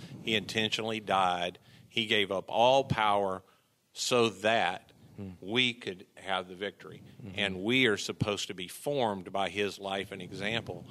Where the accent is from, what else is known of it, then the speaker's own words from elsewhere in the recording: Mississippi, United States; I grew up in Mississippi, so I'm Southern through and through.